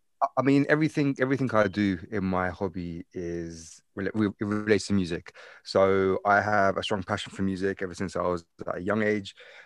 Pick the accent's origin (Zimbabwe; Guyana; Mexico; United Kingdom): Guyana; I'm actually from South America. A place called Guyana, which is classed as the Caribbean.